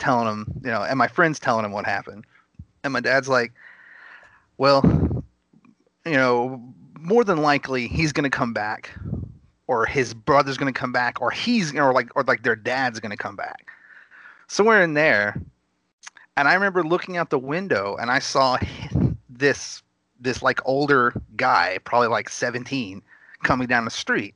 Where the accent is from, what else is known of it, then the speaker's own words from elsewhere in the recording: Gainesville, Texas, United States; I was actually born in Gainesville. It's a small town right at the border of Oklahoma.